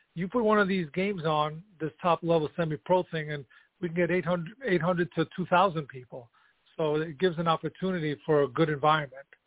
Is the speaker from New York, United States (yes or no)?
yes; New York City, New York, United States; also born or lived in Kosovo; now in Colonie, United States; I was born in Kosovo, which is you know the southern part of Yugoslavia, what used to be Yugoslavia, now it's Kosovo. Um, and I came to the United States when I was ten. So I grew up in the Bronx